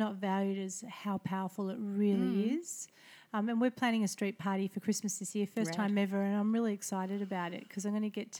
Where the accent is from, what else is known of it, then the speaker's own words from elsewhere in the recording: Melbourne, Victoria, Australia; I am born and bred in Paran